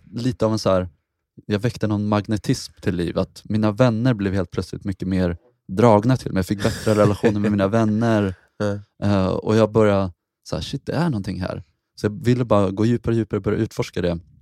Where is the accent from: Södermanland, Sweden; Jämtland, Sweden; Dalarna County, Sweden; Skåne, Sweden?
Södermanland, Sweden; Mariefred; Jag är uppväxt i Mariefred